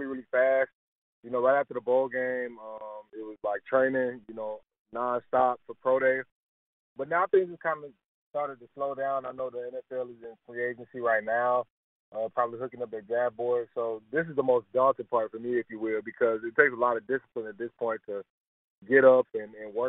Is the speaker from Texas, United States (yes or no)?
no; Georgia, United States; moved away as an adult; also born or lived in Purdue University, Indiana; I'm originally from Athonia, Georgia, which is a small city outside of Atlanta, about 30 minutes east